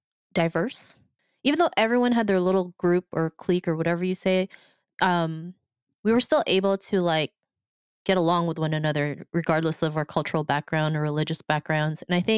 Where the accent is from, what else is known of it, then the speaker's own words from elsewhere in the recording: Philippines; even though I am from the Philippines, I still didn't really know anybody.